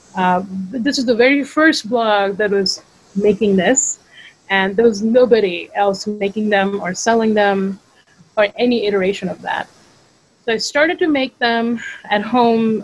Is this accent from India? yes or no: yes; Mumbai, Maharashtra, India; moved away as an adult; now in United States; I'm from India originally. I grew up in Bombay or Mumbai